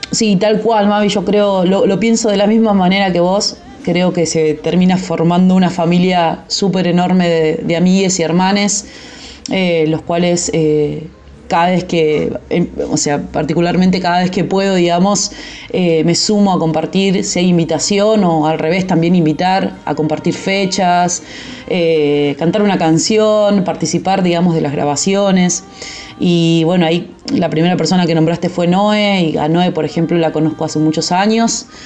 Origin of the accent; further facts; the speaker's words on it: Gaiman, Chubut, Argentina; now in Buenos Aires, Argentina; soy de Gaiman, eh, Gaiman Chubut